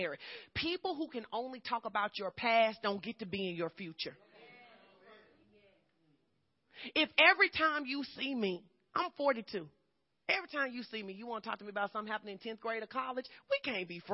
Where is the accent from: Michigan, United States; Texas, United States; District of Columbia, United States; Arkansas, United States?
Arkansas, United States; Fordyce; moved away; I grew up in Fordyce, Arkansas, southern Arkansas.